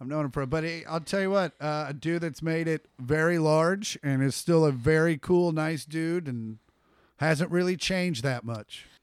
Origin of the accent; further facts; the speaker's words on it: Kansas City, Missouri, United States; I'm also from Kansas City.